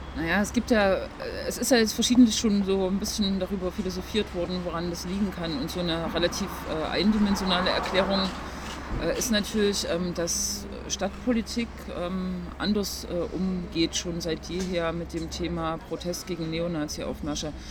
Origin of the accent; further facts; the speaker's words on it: Leipzig, Saxony, Germany; Ich bin gebürtige Leipzigerin